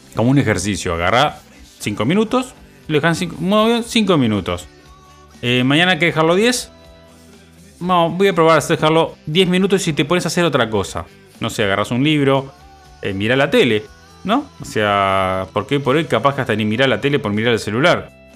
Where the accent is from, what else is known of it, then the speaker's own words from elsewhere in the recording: Uruguay; soy uno más de todos los uruguayos